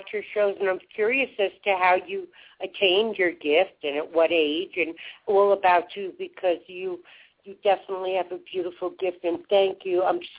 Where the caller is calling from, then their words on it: Denver, Colorado, United States; I'm in Denver, Colorado.